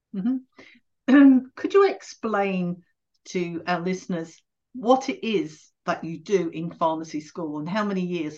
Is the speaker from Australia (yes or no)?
no; England, United Kingdom; being English